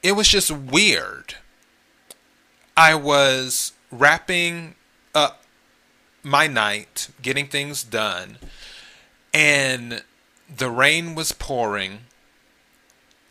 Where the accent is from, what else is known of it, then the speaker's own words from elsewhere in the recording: the Carolinas, United States; moved away; also born or lived in Los Angeles / Miami; originally, I'm from the Carolinas, so I'm a Carolina kid